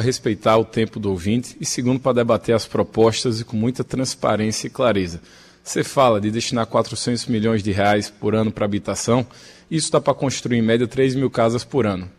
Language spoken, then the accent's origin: Portuguese; Petrolina, Pernambuco, Brazil; eu venho de Petrolina e conheço de perto